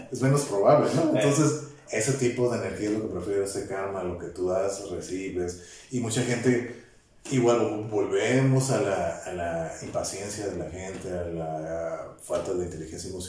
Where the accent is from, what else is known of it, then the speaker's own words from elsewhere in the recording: Tijuana, Baja California, Mexico; born there; qué bueno que yo nací aquí en Tijuana y tengo la libertad.